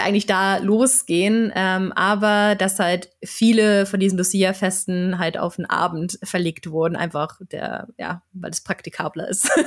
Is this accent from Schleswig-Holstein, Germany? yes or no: yes; Flensburg, Schleswig-Holstein, Germany; now in Sweden; in meiner Heimatstadt in Flensburg